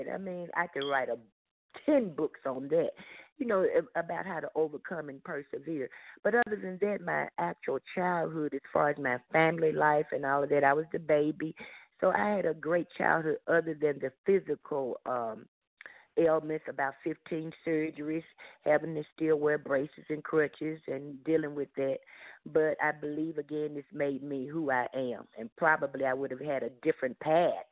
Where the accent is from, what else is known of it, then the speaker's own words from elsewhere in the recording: Memphis, Tennessee, United States; I grew up in the South in the city of Memphis, the state of Tennessee